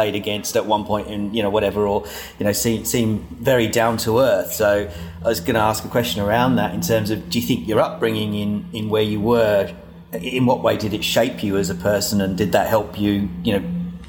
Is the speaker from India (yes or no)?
no; Hemel Hempstead, East of England, United Kingdom; I mean, obviously, you know, Neil and myself from England, I was born in Hemel Hempstead